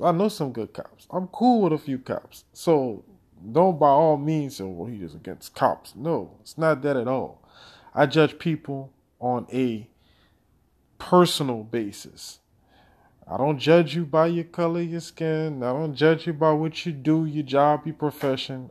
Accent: Louisiana, United States; my home state of Louisiana

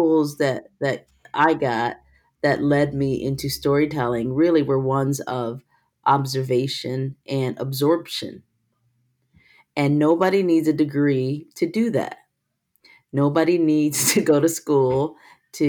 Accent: Detroit, Michigan, United States; English is a second language; also born or lived in Korea; I grew up in Korea until I was 6 years old. And when I came to America, I couldn't speak English. And then my parents divorced, and my single black father raised me and my brother, retired from the military, moved me to Detroit

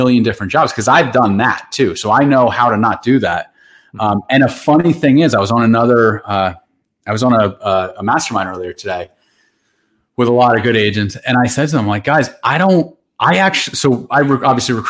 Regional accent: Randolph, New Jersey, United States; I grew up in the Randolph section of Morris County

